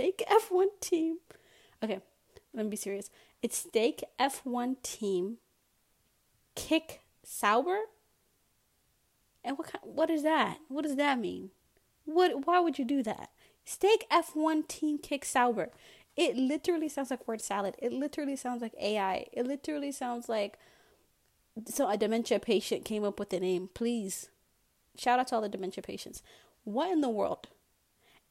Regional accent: United States; I'm an American

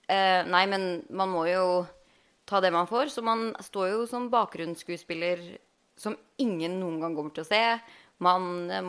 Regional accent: Halden, Østfold, Norway; moved away as an adult; now in Los Angeles, United States; Jeg er jo opprinnelig fra Halden

